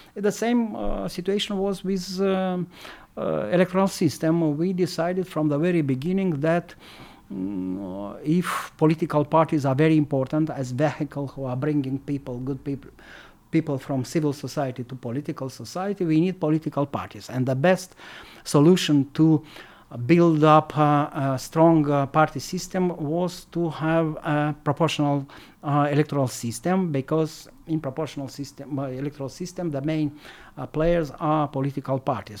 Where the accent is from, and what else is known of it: Moldova